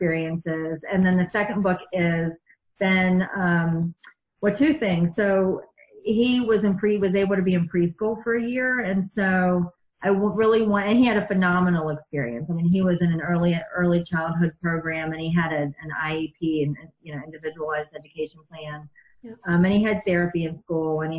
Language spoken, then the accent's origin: English; East Coast, United States; also born or lived in outside Chicago; now in Chicago area, United States; I grew up on the East Coast